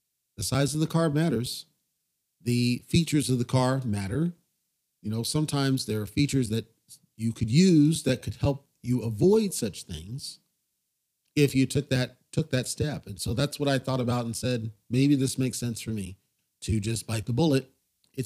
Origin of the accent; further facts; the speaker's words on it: United States; now in Nevada, United States; As an American citizen